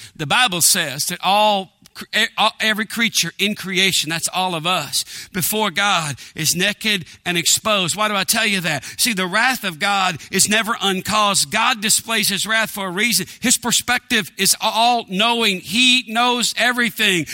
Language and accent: English; East Texas, United States; I grew up in East Texas in a small town